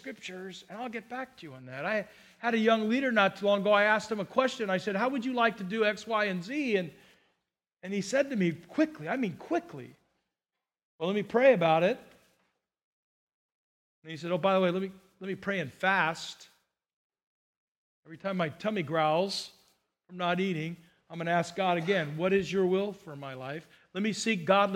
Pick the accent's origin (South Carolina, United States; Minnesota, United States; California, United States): California, United States; Burbank; now in Santa Barbara County, United States; I grew up in Burbank